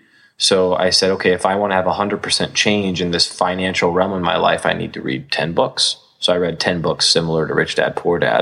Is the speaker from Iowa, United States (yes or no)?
yes; Iowa, United States; Born and raised in Iowa.